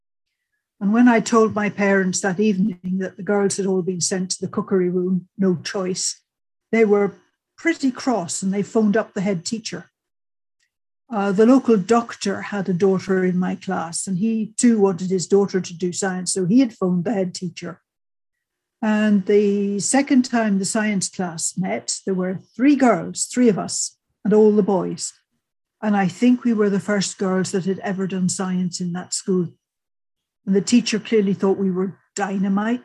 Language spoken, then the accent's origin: English; Lurgan, Northern Ireland, United Kingdom; moved away; I was born during the Second World War, lived near Lurgan, a couple of miles away out in the countryside. Family were farming the local land.